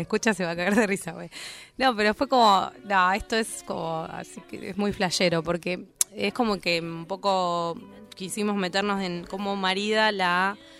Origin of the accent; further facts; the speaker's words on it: La Plata, Buenos Aires Province, Argentina; also born or lived in Lanús; yo soy de La Plata